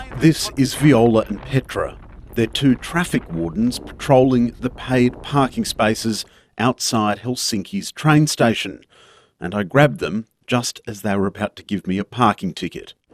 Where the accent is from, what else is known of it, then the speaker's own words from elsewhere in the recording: Australia; moved away; I'm from Australia.